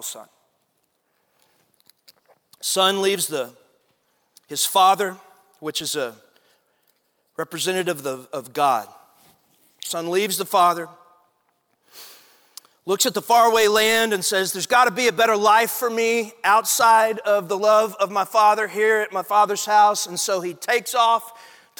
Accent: Athens, Texas, United States; I grew up in East Texas, a little town called Athens, Texas.

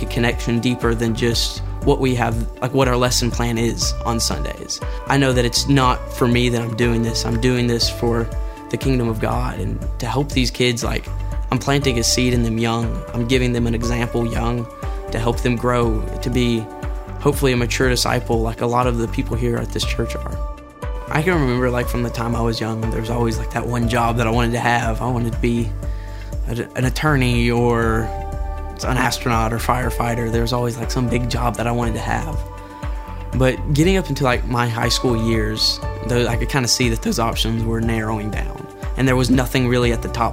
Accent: Maryville, Tennessee, United States; I was born in Maryville, and I've kind of been raised up here all my life

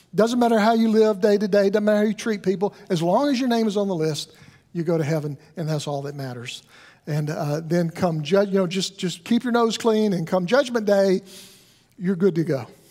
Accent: the South, United States; I grew up in the South

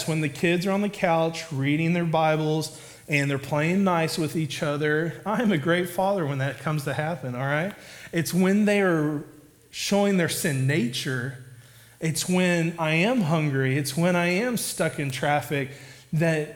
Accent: Oklahoma, United States; I'm from Oklahoma, so, like, you have tornadoes

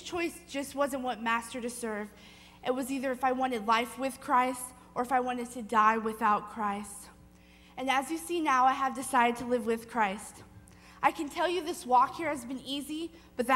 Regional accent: Livermore, California, United States; also born or lived in Walnut Creek, California; I was born in Walnut Creek, California, and was raised in Livermore, California

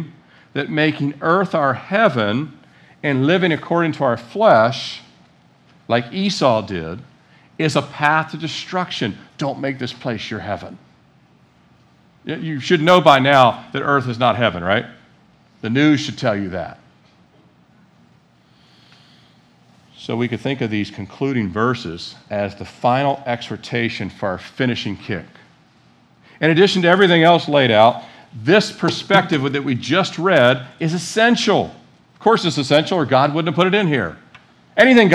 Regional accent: United States; I was born in America

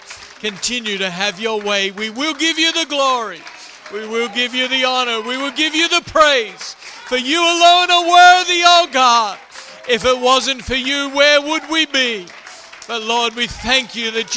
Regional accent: Melbourne, Victoria, Australia; moved away as an adult; now in Vanuatu; I grew up in the city of Melbourne, a city of about 5 million on the southern coast of Australia

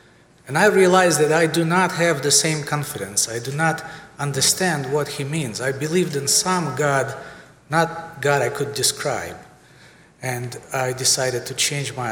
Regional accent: Siberia, Russia; moved away; I'm born and raised in Siberia, Russia

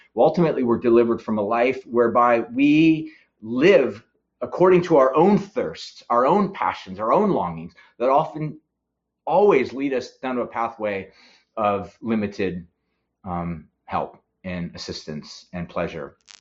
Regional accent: San Luis Obispo, California, United States; we're Californians. Uh, we're from San Luis Obispo

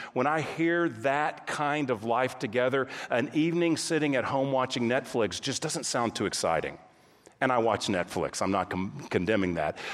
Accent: Texas, United States; moved away as an adult; also born or lived in California; My wife and I, we grew up in Texas

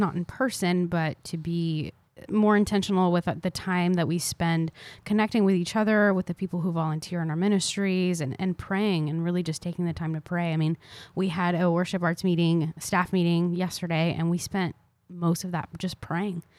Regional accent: Tampa, Florida, United States; also born or lived in Argentina; I moved to South Florida when I was four, and then Tampa when I was five

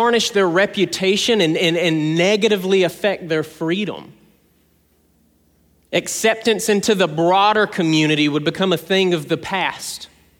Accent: South Georgia, United States; I'm from South Georgia

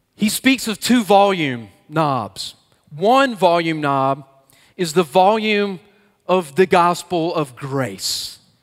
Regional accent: Atlanta, Georgia, United States; I grew up in the Atlanta area

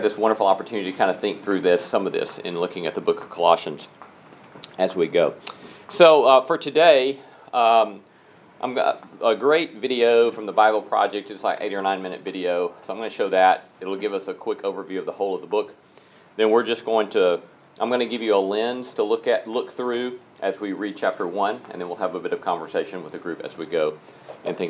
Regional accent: Alabama, United States; I was raised in Alabama Churches of Christ

